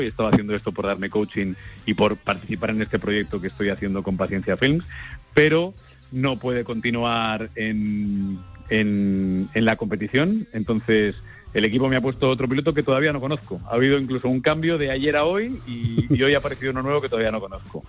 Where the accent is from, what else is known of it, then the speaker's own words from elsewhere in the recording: Madrid, Community of Madrid, Spain; aunque soy madrileño, mi abuelo era de Jerez de la Frontera